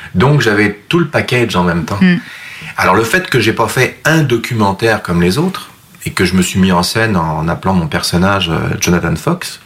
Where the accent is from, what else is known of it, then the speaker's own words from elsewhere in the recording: France; moved away as an adult; also born or lived in Rive-Sud, Quebec, Canada; now in Quebec, Canada; ma France natale